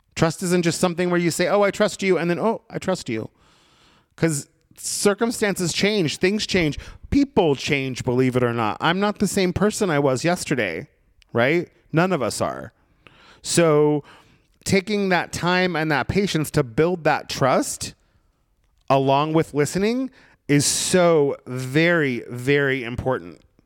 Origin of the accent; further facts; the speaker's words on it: Brookings, Oregon, United States; moved away; I found myself back in my hometown in Southern Oregon, in Brookings, Oregon